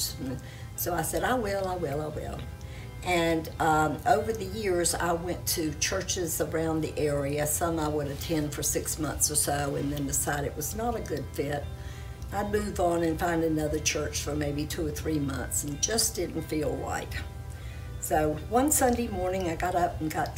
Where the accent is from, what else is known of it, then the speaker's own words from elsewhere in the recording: Charlotte, North Carolina, United States; I was brought up in the Baptist church, in the large Baptist church in Charlotte, North Carolina